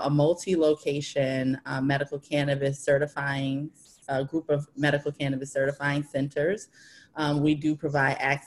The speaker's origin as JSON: {"language": "English", "town": "New Haven", "region": "Connecticut", "country": "United States", "said": "I am from New Haven, Connecticut"}